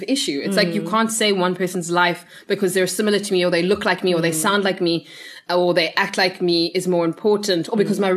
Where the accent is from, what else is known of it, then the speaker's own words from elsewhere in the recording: Zimbabwe; now in South Africa; I'm also originally from Zimbabwe